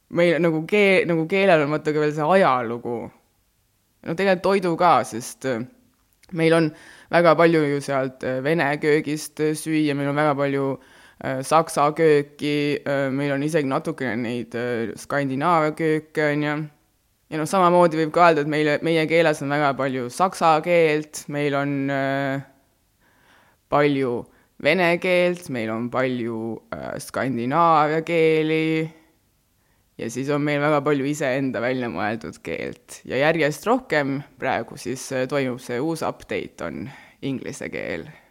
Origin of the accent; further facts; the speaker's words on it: Estonia; first language Estonian; also born or lived in Rapla / Väätsa, Järva County / Mulgimaa (grandfather); kolisin Raplast äh, Väätsale, siis käisin, ma ei tea, Paides koolis